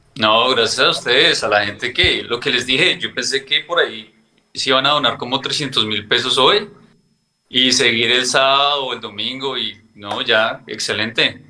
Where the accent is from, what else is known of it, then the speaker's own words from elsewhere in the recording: Bogotá, Colombia; moved away as an adult; now in United States; yo vivo en Estados Unidos desde hace 17 años. Soy de Bogotá.